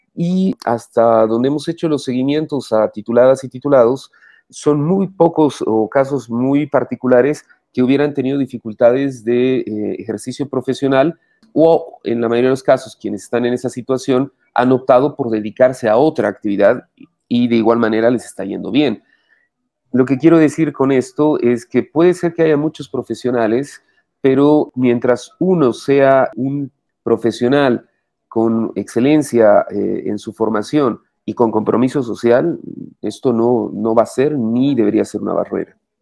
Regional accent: Cochabamba, Bolivia; soy cochabambino, estudié en el Colegio Loyola

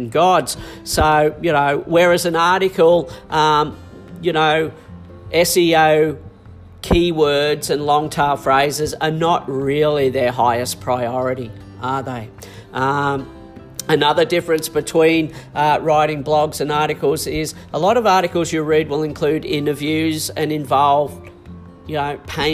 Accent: Australia; I'm not a Kiwi. I'm an Australian.

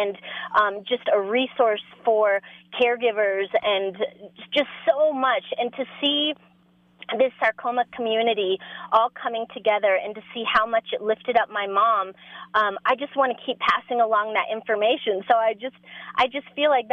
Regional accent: Denver, Colorado, United States; I'm from Denver

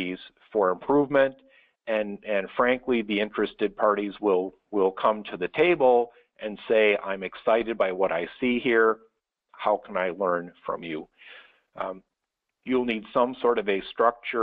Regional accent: Chicago, Illinois, United States; my hometown of Chicago

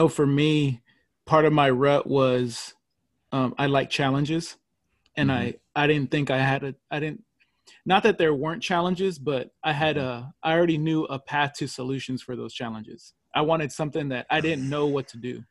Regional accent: California, United States; I'm from California

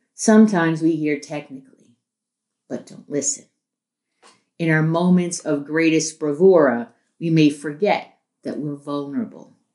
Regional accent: New York City, New York, United States; I grew up in New York City

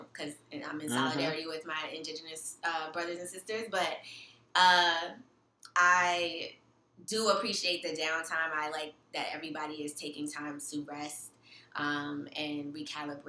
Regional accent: New York City, New York, United States; also born or lived in Brooklyn; I'm born and raised in New York, born and raised in Queens specifically

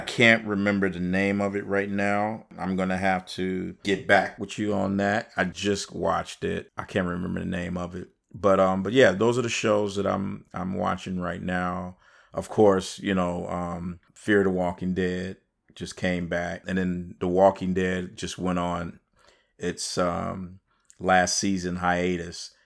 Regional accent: Chicago, Illinois, United States; I'm from Chicago

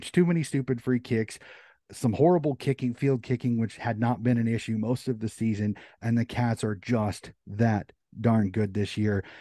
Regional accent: United States; As an American

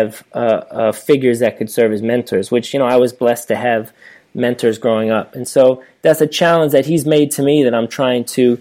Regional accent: Baltimore, Maryland, United States; I went to Baltimore Polytechnic Institute

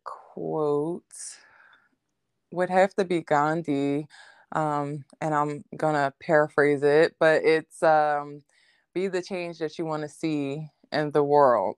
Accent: Philadelphia, Pennsylvania, United States; I'm from Philadelphia, um, Pennsylvania

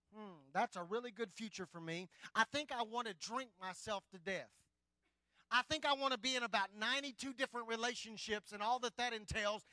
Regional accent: West Oklahoma, United States; moved away; I grew up in a little bitty town, West Oklahoma

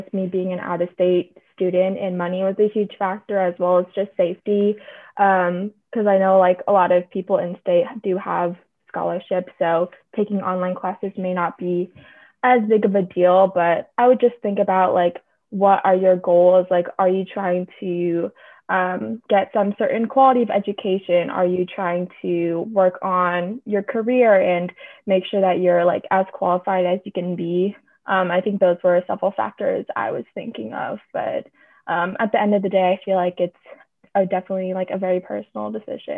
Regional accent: Bay Area, California, United States; moved away as an adult; also born or lived in Atlanta, Georgia; I grew up in the Bay Area

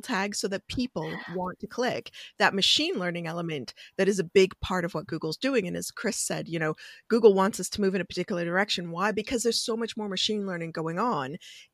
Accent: Canada; I'm Canadian

